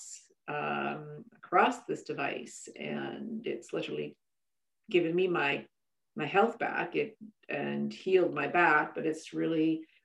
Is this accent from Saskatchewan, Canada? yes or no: yes; Saskatchewan, Canada; moved away; I'm originally from Saskatchewan